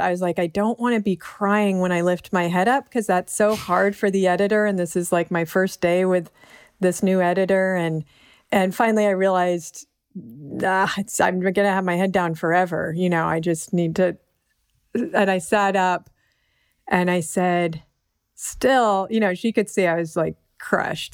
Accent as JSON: {"language": "English", "town": "Berkeley", "region": "California", "country": "United States", "tie": "born or raised there", "said": "growing up in Berkeley"}